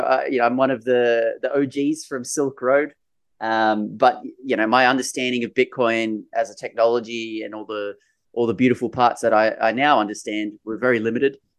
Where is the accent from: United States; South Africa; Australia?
Australia; Sydney, New South Wales; I grew up in Sydney, in New South Wales